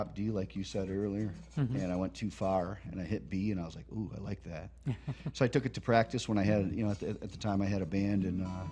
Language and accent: English; Bay City, Michigan, United States; I grew up in Bay City, Michigan